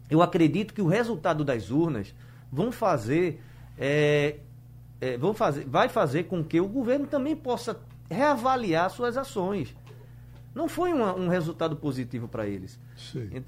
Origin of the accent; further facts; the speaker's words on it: Brazil; Mas eu, como um bom brasileiro, é, na dificuldade fez com que a gente conseguisse crescer.